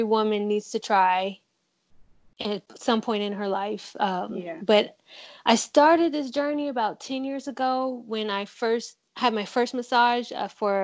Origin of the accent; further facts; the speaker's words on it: Virginia, United States; I'm from Virginia